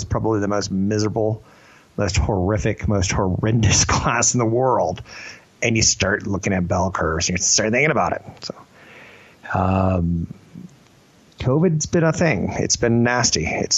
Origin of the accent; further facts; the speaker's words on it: Canada; I'm a pipsqueak from Canada.